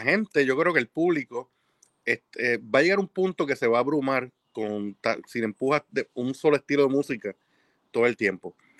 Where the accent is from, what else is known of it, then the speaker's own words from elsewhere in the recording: Puerto Rico; yo soy de Puerto Rico